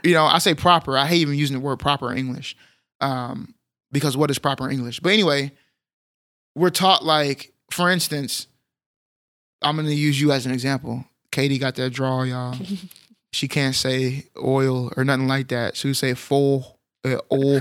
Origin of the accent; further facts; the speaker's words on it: Texas, United States; as a Texan